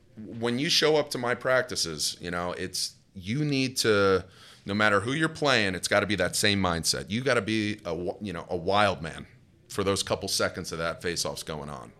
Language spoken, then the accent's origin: English; Madison, New Jersey, United States; grew up in a little town called Madison in Morris County